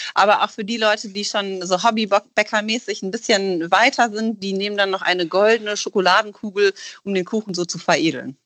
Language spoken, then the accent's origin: German; Rhineland, Germany; now in Hamburg, Germany; wir kommen ja ursprünglich aus dem Rheinland